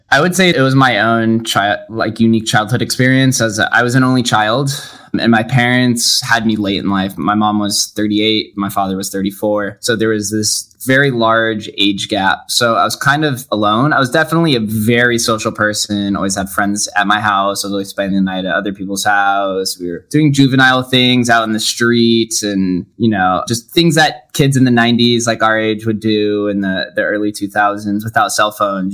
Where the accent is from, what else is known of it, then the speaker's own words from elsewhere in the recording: Las Vegas, Nevada, United States; Born and raised, one of the call ourselves the unicorns. Only 25% of the Las Vegas population uh, was born in the city.